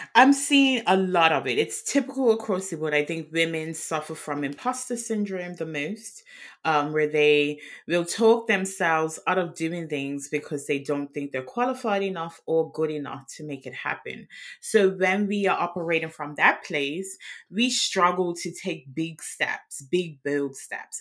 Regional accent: Bermuda; now in Worcester, United Kingdom; I'm outside of London in Worcester, England, which is in the West Midlands, but I'm originally from Bermuda.

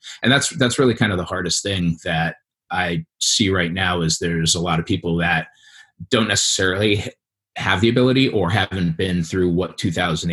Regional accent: East Coast, United States; moved away as an adult; also born or lived in Southern California; I grew up on the East Coast in a residential and commercial development family

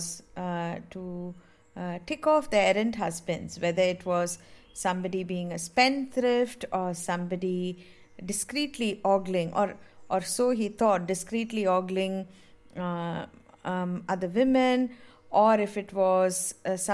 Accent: Mumbai, Maharashtra, India; I grew up in Mumbai

